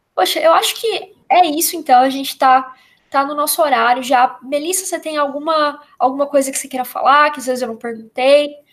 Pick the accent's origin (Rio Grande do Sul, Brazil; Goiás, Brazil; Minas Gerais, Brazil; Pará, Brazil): Goiás, Brazil; eu sou de Goiás